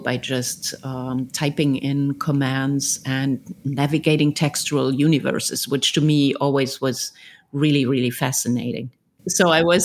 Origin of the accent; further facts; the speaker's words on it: Germany; I grew up in Germany